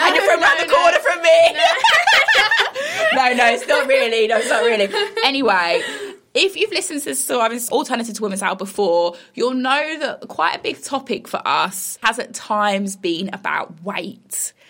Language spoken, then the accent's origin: English; Bromsgrove, West Midlands, United Kingdom; I'm from Bromsgrove, West Midlands